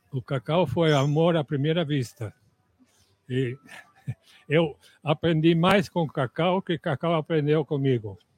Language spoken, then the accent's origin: Portuguese; Netherlands; Portuguese is a second language; moved away as an adult; also born or lived in Ilhéus, Bahia, Brazil; now in Brazil; eu sou holandês.